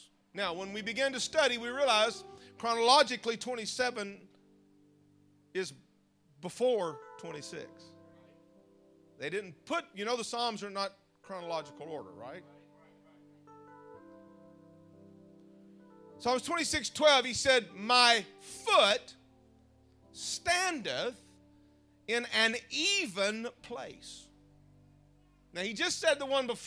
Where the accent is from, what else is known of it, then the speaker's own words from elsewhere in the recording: United States; moved away; also born or lived in Mississippi; I'm from Louisiana and Mississippi